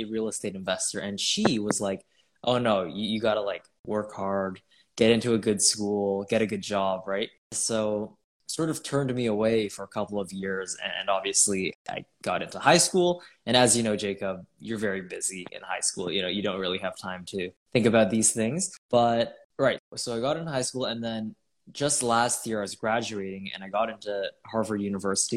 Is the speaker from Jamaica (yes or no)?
no; Toronto, Ontario, Canada; I'm from Canada, Toronto, Canada, and I'm 18